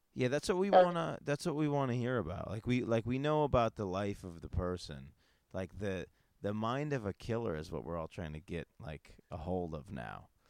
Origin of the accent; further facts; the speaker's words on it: Northeast, United States; I'm from the I'm from the Northeast